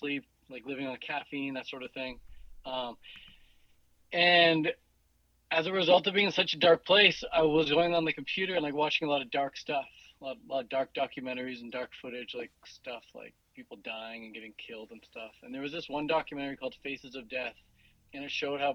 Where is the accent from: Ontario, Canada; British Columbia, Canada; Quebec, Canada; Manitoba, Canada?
British Columbia, Canada; Vancouver; I am 29 years old, and I'm from Vancouver, British Columbia